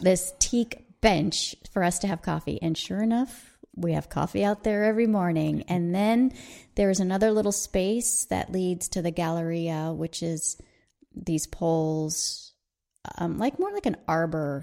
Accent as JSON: {"language": "English", "region": "Southern California", "country": "United States", "tie": "born or raised there", "said": "we grew up in Southern California."}